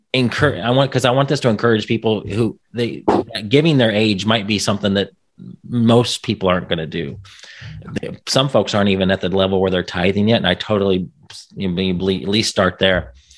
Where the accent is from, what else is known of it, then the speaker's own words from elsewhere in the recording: Indiana, United States; I'm from Indiana